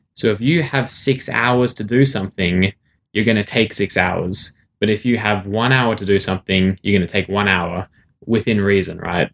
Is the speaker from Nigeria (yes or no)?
no; Sydney, New South Wales, Australia; also born or lived in South Africa; I was born in South Africa, but I've lived most of my life in Sydney, Australia.